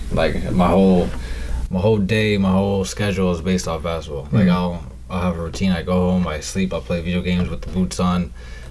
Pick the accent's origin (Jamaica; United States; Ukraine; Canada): Canada; Kitchener, Ontario; moved away; I'm an hour away from Toronto, Kitchener.